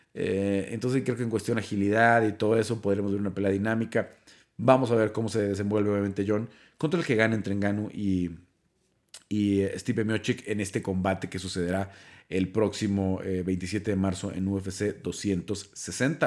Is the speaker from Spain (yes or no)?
no; Mexico; los dos somos mexicanos